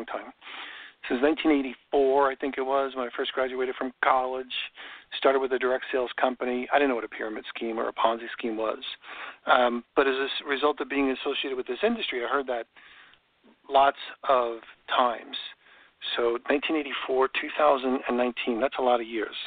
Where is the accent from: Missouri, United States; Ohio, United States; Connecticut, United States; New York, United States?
New York, United States; now in Florida, United States; I grew up in New York